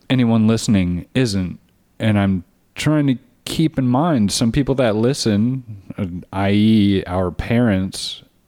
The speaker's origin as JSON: {"language": "English", "region": "Texas", "country": "United States", "said": "we are from Texas."}